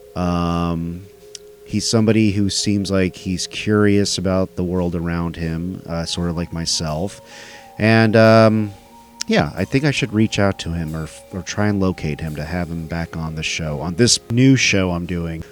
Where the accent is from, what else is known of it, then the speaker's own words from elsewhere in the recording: Dallas, Texas, United States; it happened in my hometown